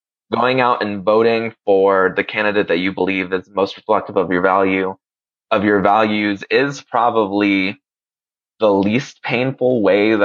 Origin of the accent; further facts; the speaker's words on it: Puerto Rico; moved away; also born or lived in Honduras; I lived in Puerto Rico and I'm from Puerto Rico and that I also lived in and love Honduras